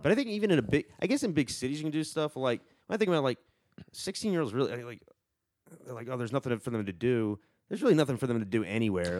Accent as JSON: {"language": "English", "area": "near Charlotte", "region": "North Carolina", "country": "United States", "tie": "born or raised there", "said": "I grew up near Charlotte"}